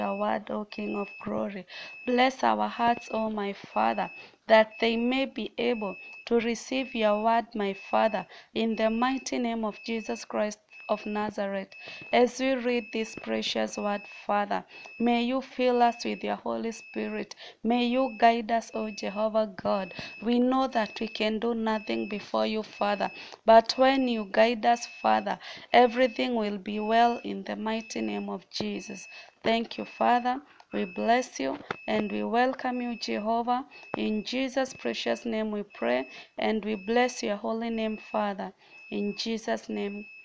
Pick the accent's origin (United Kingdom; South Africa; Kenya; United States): Kenya; Mombasa, Mombasa County; I'm from Mombasa, Kenya.